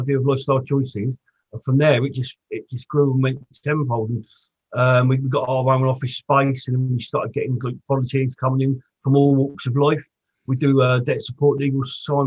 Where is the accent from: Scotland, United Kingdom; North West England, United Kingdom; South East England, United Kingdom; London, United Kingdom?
South East England, United Kingdom; Portsmouth; I grew up in Portsmouth.